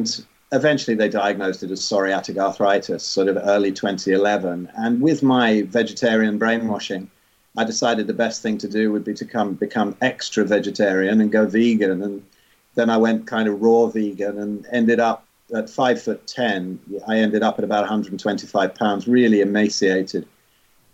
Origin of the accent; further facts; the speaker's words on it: England, United Kingdom; I was born in 62 in England and ended up here up north